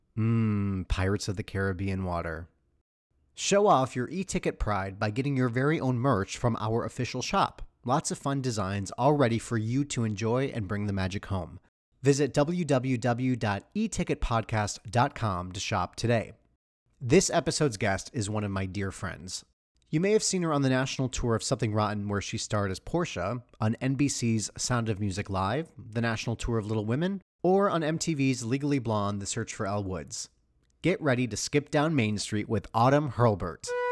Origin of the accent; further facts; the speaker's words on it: Michigan, United States; I'm from Michigan